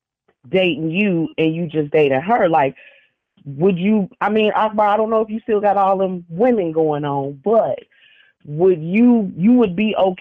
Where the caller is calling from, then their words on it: Chicago, Illinois, United States; I'm calling from Chicago.